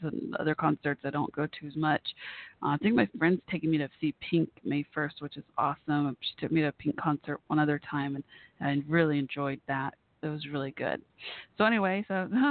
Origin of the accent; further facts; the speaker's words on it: Irving, Texas, United States; moved away; my hometown didn't have this awesome music venue when I was growing up there